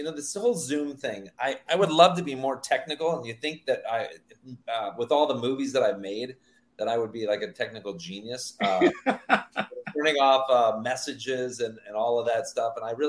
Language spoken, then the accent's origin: English; Meade, Kansas, United States; moved away; I grew up right outside of Dodge City. And there's not many people from Meade, Kansas. Meade, this is a shout out to the city that I'm actually from.